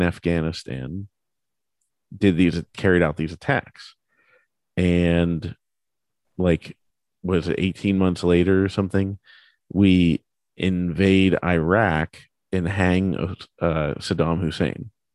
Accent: United States; as an American

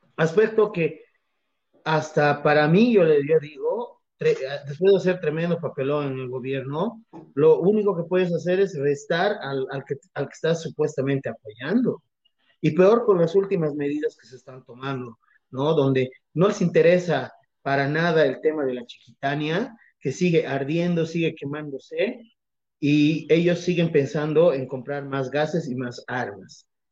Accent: Bolivia; como bolivianos

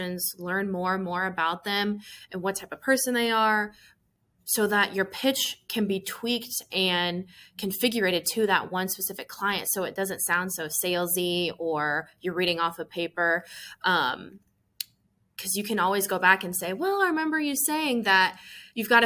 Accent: Iowa, United States; moved away as an adult; now in Memphis, United States; I'm from Iowa. My family's in Southeast Iowa. So moving to Memphis

